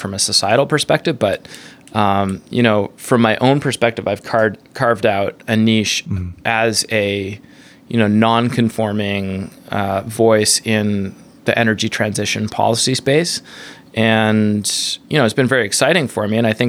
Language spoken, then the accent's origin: English; Canada; now in United States; I'm a Canadian, you know, environmentalist, Buddhist